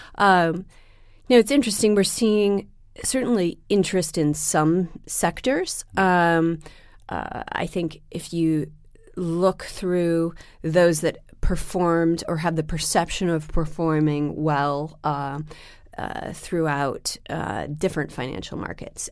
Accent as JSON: {"language": "English", "town": "Seattle", "region": "Washington", "country": "United States", "tie": "born or raised there", "moved": "yes", "lives_now": "New York, United States", "said": "I grew up in Seattle"}